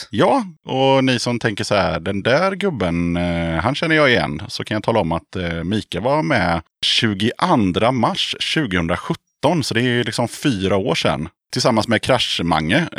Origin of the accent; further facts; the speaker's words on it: Motala, Östergötland, Sweden; Moder Jords rövhål, Motala.